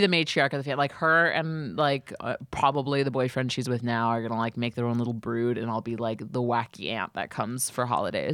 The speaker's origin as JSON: {"language": "English", "town": "New York City", "region": "New York", "country": "United States", "tie": "born or raised there", "said": "I tried to rent in my hometown"}